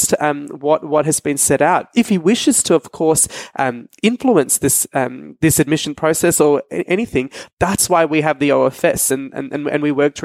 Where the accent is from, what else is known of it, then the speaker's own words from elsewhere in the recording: Australia; now in United Kingdom; Australia, my home country